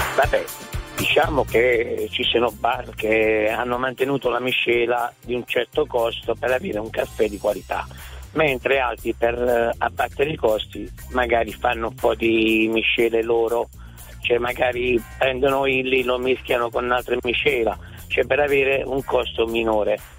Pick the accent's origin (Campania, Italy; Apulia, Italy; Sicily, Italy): Apulia, Italy; Cerignola; now in Margherita di Savoia, Italy; io sono di Cerignola, però non vivo, vivo a Margherita da qualche annetto, però posso dire che nel eh, mio paese di origine, Cirignola